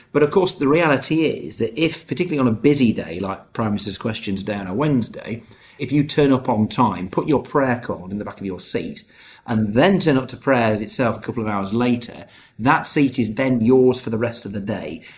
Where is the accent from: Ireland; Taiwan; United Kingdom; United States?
United Kingdom; I'm British, yes, I suppose I am.